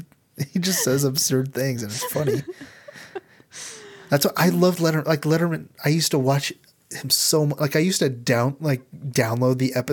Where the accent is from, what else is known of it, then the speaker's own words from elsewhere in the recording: Nebraska, United States; I'm a mom from Nebraska.